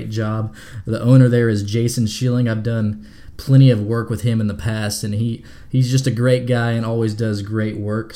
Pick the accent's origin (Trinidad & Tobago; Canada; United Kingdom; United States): United States; Oklahoma; I'm from Oklahoma